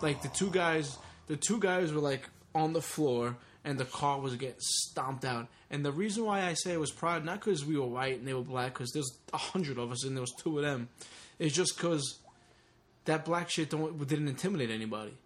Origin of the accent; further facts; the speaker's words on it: Long Island, New York, United States; also born or lived in Brooklyn, New York; as a teenager growing up in Long Island